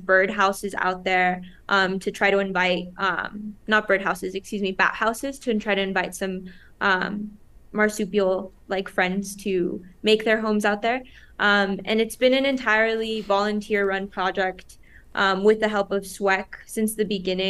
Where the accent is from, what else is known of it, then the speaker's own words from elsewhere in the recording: Las Cruces, New Mexico, United States; I grew up here in Las Cruces, New Mexico